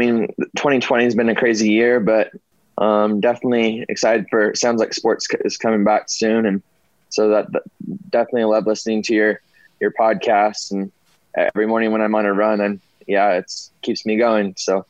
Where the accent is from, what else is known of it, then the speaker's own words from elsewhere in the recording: Logan, Utah, United States; also born or lived in Provo; So I was born in Provo. We only lived there for 3 months. I think that if we had lived there for like 5, 10, 15 years, then I'd probably be wearing the royal blue more so. But just living in Logan